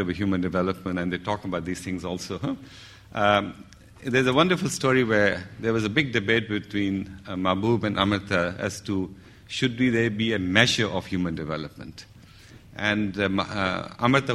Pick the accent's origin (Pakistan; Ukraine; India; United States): Pakistan; I'm a Pakistani as well